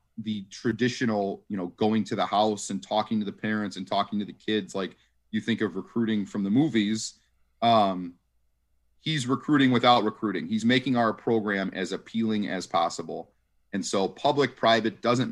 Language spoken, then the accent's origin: English; Lombard, Illinois, United States; I grew up in Lombard, Willowbrooks and Villa Park